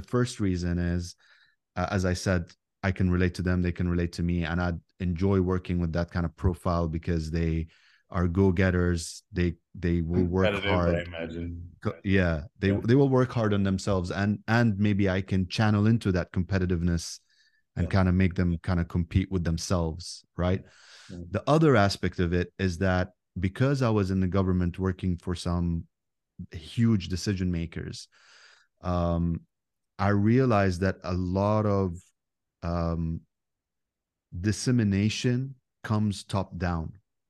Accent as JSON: {"language": "English", "region": "Abu Dhabi", "country": "United Arab Emirates", "tie": "born or raised there", "said": "But Dubai is just a city in the United Arab Emirates, and Abu Dhabi is actually the capital where I grew up. And when we grew up, it was just a big, powerful village"}